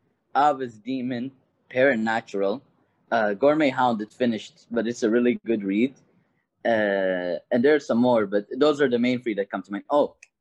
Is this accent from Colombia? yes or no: no; Kuwait; Oh, I'm Kuwaiti.